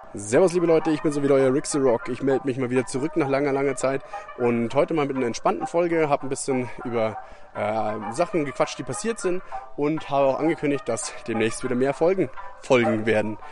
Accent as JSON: {"language": "German", "country": "Germany", "said": "als Deutscher"}